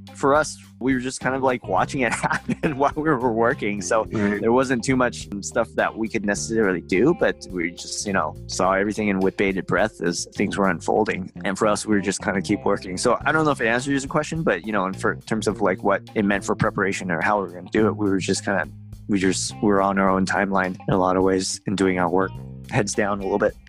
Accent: Seattle, Washington, United States; we're from Seattle

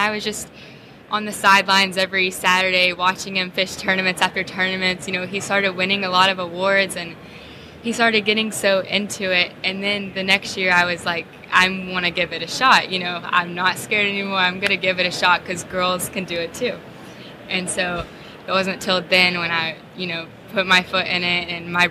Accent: Marietta, Georgia, United States; my dad owns a local bait and tackle store in my hometown, Marietta, Georgia.

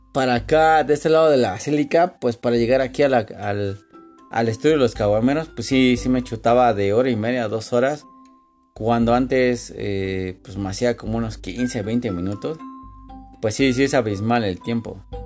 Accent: Mexico City, Mexico; como buen este defeño

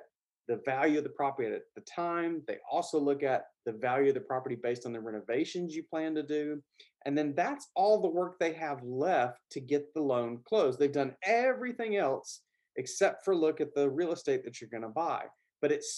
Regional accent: the South, Southern United States, United States; accent: Southern; my Southern accent

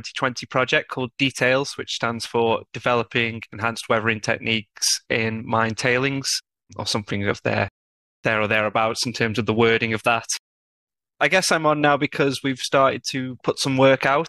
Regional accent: Stoke-on-Trent, West Midlands, United Kingdom; accent: British; moved away as an adult; now in Barcelona, Spain; I'm from England. I'm from Stoke-on-Trent.

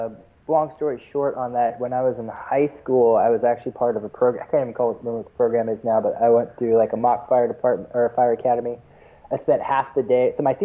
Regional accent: Seattle, Washington, United States; like Eddie said, and I am from Seattle, Washington.

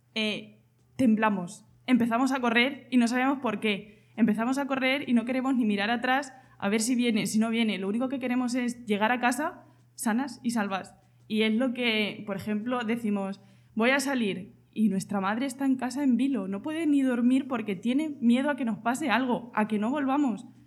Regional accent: Argamasilla de Alba, Castilla-La Mancha, Spain; yo vengo de Argamasilla de Alba, un pueblo de Ciudad Real

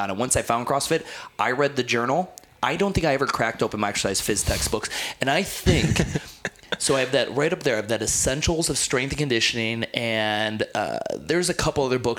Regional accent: New Jersey, United States; And now I'm a kid from New Jersey, and everyone's like, dude, this kid's going to be probably sick. He's from Jersey.

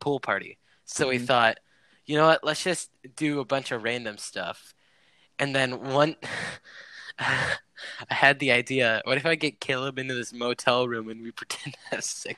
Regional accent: Washington, United States; I'm from Washington

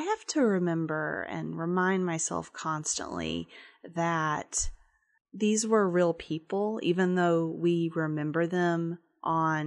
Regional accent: Memphis, Tennessee, United States; moved away as an adult; also born or lived in Chicago; If you grew up in Memphis and then went away for a little while, like I did

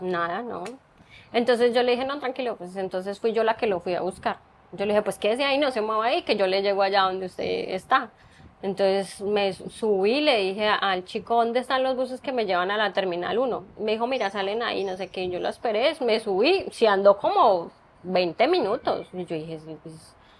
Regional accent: Colombia; moved away as an adult; toda la vida viví en Colombia

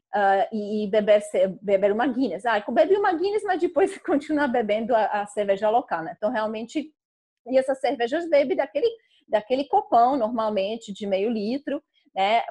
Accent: Czechia; Portuguese is a second language; moved away as an adult; also born or lived in Coimbra, Portugal / Brazil; que é o nome tcheco, porque eu sou tcheca

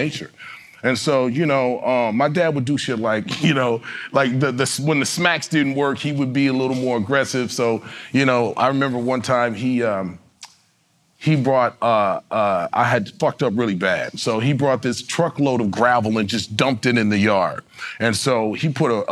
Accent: Detroit, Michigan, United States; moved away; also born or lived in Albuquerque, New Mexico / Los Angeles, California; I was born in Detroit, Michigan.

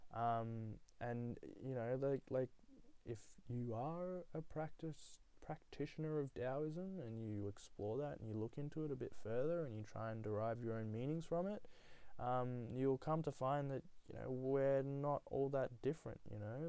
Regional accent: Australia; also born or lived in Nepal; I was born there and, and then whisked away to Australia under the age of one

